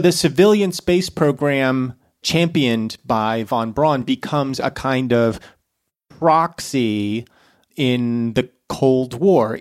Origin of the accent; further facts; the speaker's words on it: United States; as an American